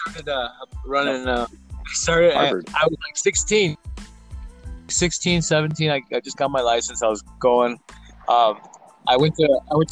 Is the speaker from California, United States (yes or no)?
yes; San Diego, California, United States; Born in San Diego, California